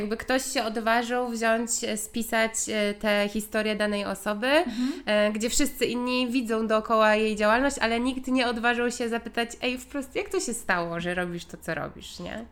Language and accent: Polish; Gdańsk, Pomeranian Voivodeship, Poland; my tu jesteśmy z Gdańska